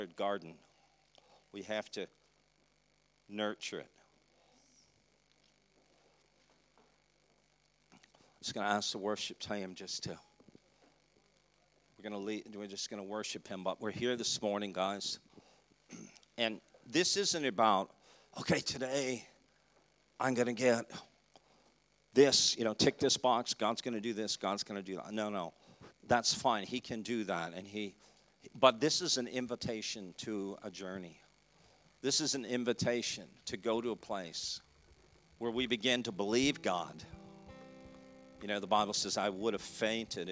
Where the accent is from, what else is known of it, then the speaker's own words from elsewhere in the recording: Canada; I'm from Canada. It gets cold there.